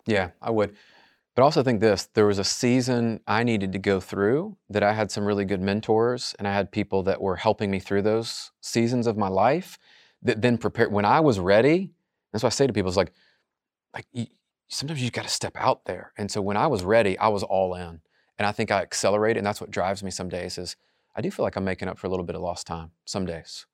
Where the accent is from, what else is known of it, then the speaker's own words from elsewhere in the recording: Memphis, Tennessee, United States; I'm just from Memphis.